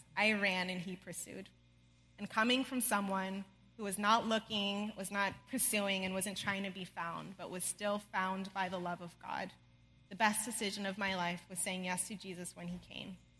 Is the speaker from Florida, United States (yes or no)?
no; outside of Los Angeles, California, United States; I grew up outside of Los Angeles, California, with amazing parents